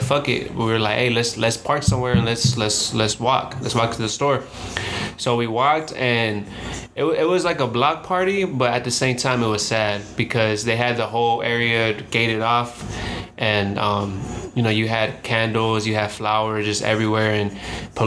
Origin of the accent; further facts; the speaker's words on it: the Valley, California, United States; now in Los Angeles, United States; we're from the Valley. We're from, you know, not from LA.